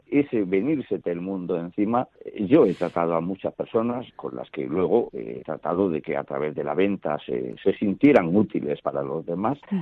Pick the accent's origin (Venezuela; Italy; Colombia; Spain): Spain; Almería, Andalusia; moved away as an adult; also born or lived in Elche / Madrid; me fui a parar a Almería, porque es mi tierra